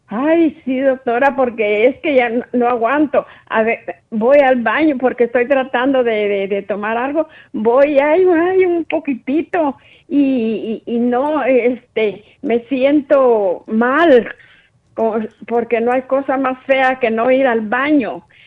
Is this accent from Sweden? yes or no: no; Guatemala; yo soy de Guatemala